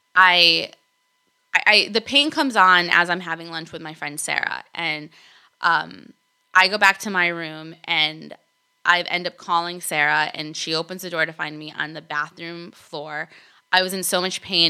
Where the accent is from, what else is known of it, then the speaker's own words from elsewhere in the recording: Argentina; also born or lived in California / East Coast, United States; now in United States; I was born in Argentina